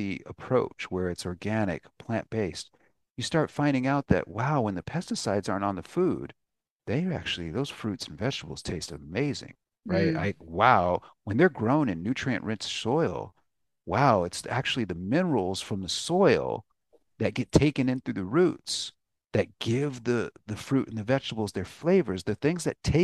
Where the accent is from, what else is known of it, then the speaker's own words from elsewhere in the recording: United States; I was an American. And I still am an American